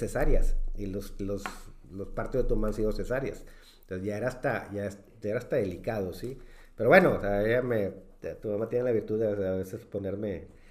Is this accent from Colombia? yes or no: no; Mexico; como buenos mexicanos